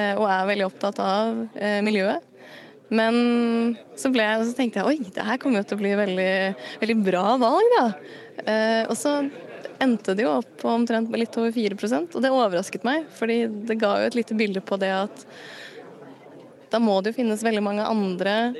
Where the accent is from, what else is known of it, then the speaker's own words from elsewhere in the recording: Asker, Akershus, Norway; jeg kommer jo fra Asker